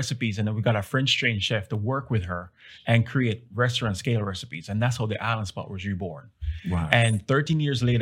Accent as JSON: {"language": "English", "country": "Jamaica", "moved": "yes", "lives_now": "Dallas, United States", "said": "I'm from Jamaica originally"}